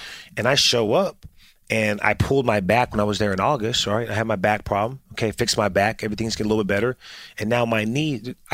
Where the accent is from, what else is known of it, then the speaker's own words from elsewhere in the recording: San Diego, California, United States; I'm from San Diego